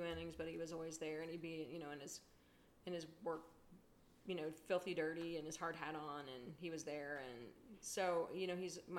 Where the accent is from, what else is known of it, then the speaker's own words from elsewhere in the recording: Columbus, Ohio, United States; growing up in Columbus, and my dad did too